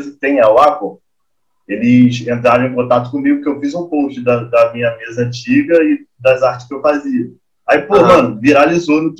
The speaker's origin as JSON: {"language": "Portuguese", "country": "Brazil", "said": "Eu sou brasileiro, tá ligado?"}